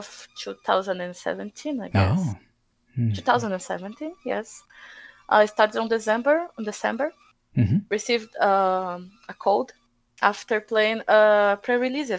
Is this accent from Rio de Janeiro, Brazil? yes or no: no; Santos, São Paulo, Brazil; also born or lived in Botucatu, Brazil; I moved from my hometown, Santos, it's a CSI town from Brazil.